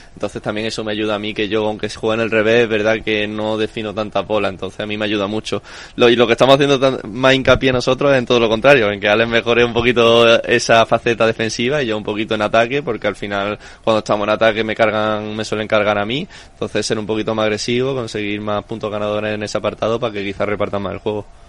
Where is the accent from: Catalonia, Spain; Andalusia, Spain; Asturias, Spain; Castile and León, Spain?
Andalusia, Spain; Málaga; moved away as an adult; also born or lived in Madrid; somos los dos malagueños, nos conocemos desde pequeños